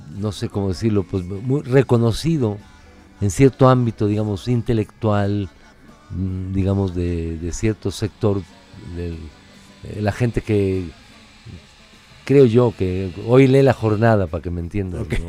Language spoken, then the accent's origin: Spanish; Mexico City, Mexico; also born or lived in Tulancingo, Hidalgo; particularmente como chilangos